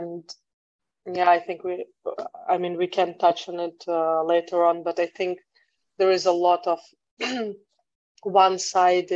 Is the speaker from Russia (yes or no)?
yes; Russia; moved away as an adult; also born or lived in United Kingdom; now in Netherlands; So I'm originally from Russia. I'm living abroad for the last 10 years almost.